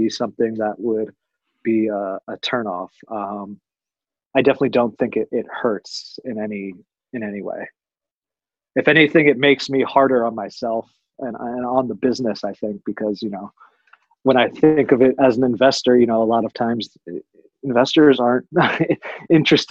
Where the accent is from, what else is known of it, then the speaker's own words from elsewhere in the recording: Washington, District of Columbia, United States; moved away as an adult; also born or lived in Tucson, Arizona / Denver, Colorado; I was born and raised in Washington, D.C. After graduating high school, I moved out to Tucson, Arizona